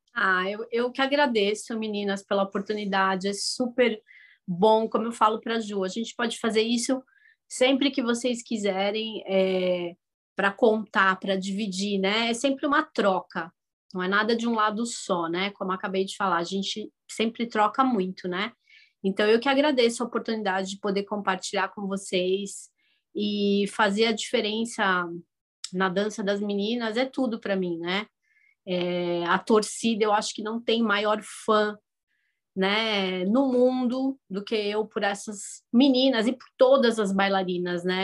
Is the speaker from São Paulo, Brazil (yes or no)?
yes; São Paulo, Brazil; moved away as an adult; also born or lived in Lebanon; now in United States; Nasci no Brasil, nasci em São Paulo